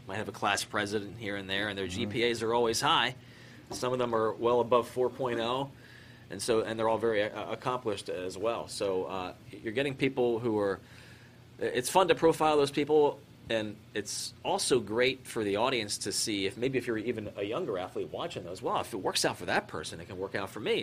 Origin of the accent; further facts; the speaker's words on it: Maryland, United States; moved away as an adult; also born or lived in Philadelphia, Pennsylvania / Syracuse, New York / Fairbanks, Alaska / Anchorage, Alaska; I grew up in Maryland. I was uh, born in Philadelphia. Grew up in Maryland.